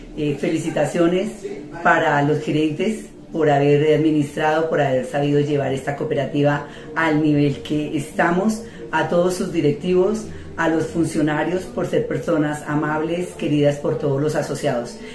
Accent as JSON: {"language": "Spanish", "town": "Anolaima", "region": "Cundinamarca", "country": "Colombia", "said": "Soy de la ciudad más bella de Cundinamarca, Anolaima"}